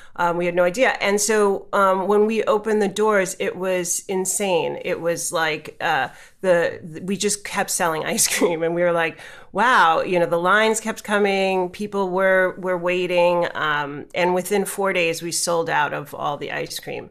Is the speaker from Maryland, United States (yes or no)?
no; New York City, New York, United States; I grew up in New York City